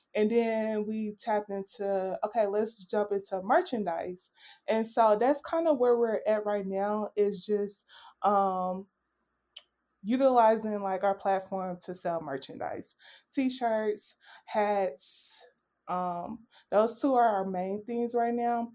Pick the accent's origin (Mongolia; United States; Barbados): United States; Little Rock, Arkansas; moved away; I am originally from Little Rock, Arkansas, which is also another small town.